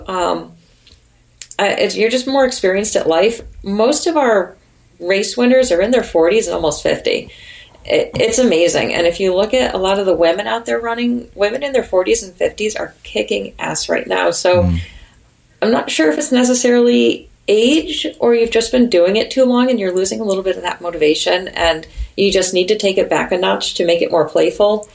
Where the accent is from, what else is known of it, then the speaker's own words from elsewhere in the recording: Connecticut, United States; now in New Hampshire, United States; I'm from Connecticut originally